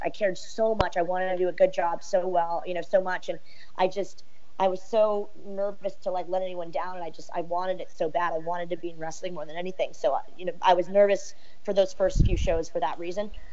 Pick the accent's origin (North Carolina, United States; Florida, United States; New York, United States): Florida, United States; Orlando; moved away; also born or lived in Southern California; I've lived the most in Orlando